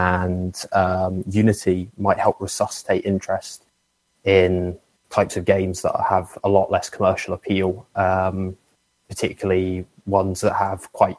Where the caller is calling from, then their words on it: Washington, District of Columbia, United States; from DC.